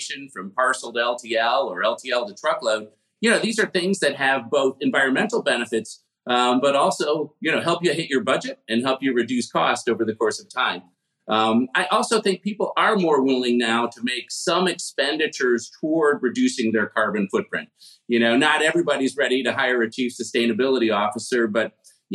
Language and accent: English; Chicago, Illinois, United States; I grew up in Chicago in the 1970s